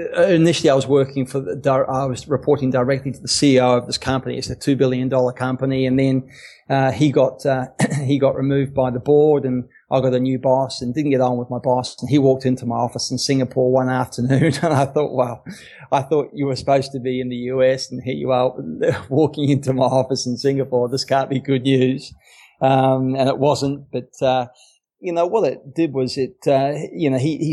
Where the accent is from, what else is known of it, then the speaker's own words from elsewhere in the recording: Wellington, New Zealand; I was born in Wellington, New Zealand.